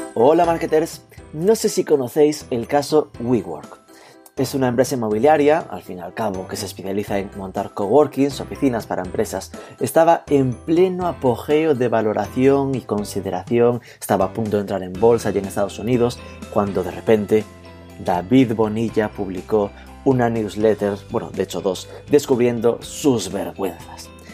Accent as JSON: {"language": "Spanish", "region": "Galicia", "country": "Spain", "tie": "born or raised there", "said": "Desde mi posición de gallego nativo, indígena"}